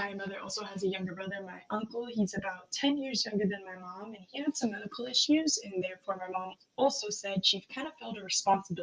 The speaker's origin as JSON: {"language": "English", "town": "Bellingham", "region": "Washington", "country": "United States", "tie": "born or raised there", "said": "I was also born and raised in Bellingham, and I have no intentions of leaving"}